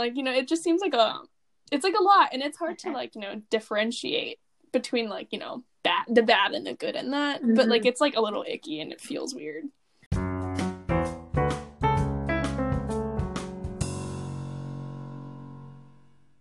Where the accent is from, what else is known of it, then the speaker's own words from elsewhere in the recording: United States; being American